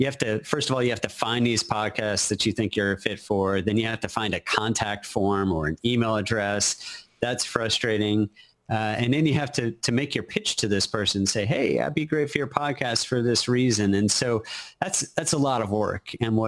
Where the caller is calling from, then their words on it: Austin, Texas, United States; I am in Austin, Texas. Capital of Texas.